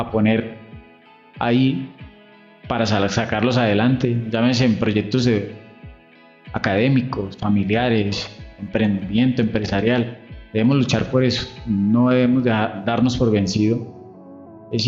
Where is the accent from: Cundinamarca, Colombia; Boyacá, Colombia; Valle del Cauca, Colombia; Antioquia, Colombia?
Cundinamarca, Colombia; El Peñón; Eh, mi primero Gutiérrez … soy del Peñón Cundinamarca, de la región del Río Negro.